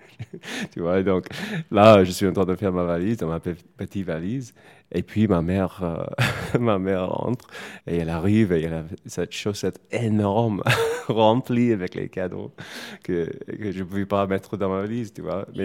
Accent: United States; French is a second language; moved away; je suis américain, je viens des États-Unis

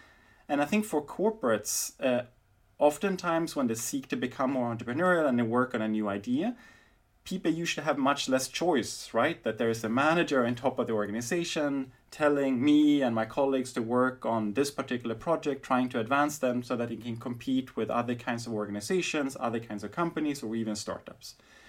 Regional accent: Berlin, Germany; So, I mean, now in my hometown, Berlin, I think many companies are toying around with not only skunk works, but different kinds of accelerators.

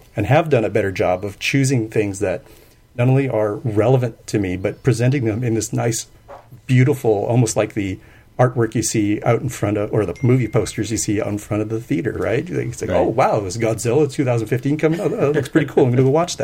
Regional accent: Texas, United States; I'm from the United States, and I'm from Texas in particular, so we played a lot of football in the streets.

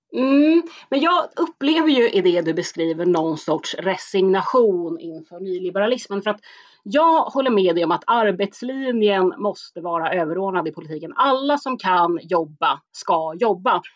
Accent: Stockholm, Stockholm County, Sweden; jag är ju själv från Spånga, Tensta, eh, så jag är uppväxt med ett väldigt invandrartätt område

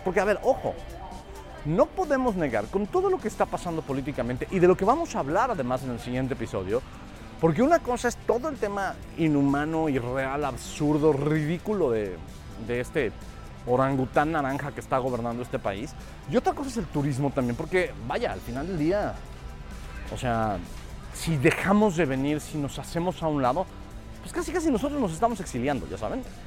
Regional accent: Mexico; como mexicanos

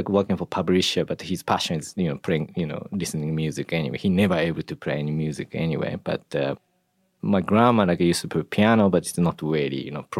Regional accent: Japan; Yeah, I grew up in Japan.

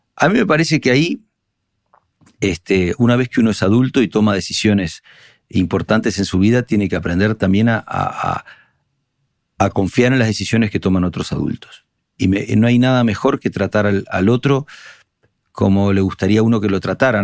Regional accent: Montevideo, Uruguay; accent: Uruguayan; moved away as an adult; now in Spain; Evidentemente yo nací en Uruguay, pero mi padre nació en Berlín y mi abuelo del otro lado nació en, Asturias, entonces, y mi hijo nació en Madrid, eh, ¿sabes? Entonces es como... Eh, y a la, vez, a la vez no puedo ser más uruguayo. Mira, Cristina, llevo 30 años, eh, llevo 27 años viviendo en España y todavía tengo acento uruguayo, toco la guitarra como un uruguayo, veo el mundo como un montevidean

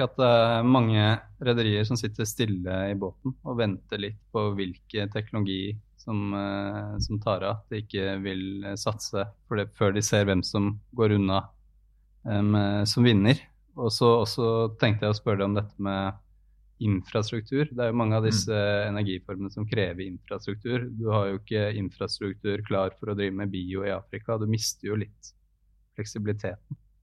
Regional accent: Norway; Og jeg ble jo da som nordmann utskjelt

